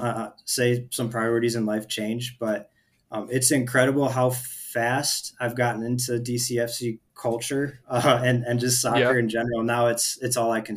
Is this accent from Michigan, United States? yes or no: yes; Rochester, Michigan, United States; moved away as an adult; I was from Rochester in the Metro Detroit area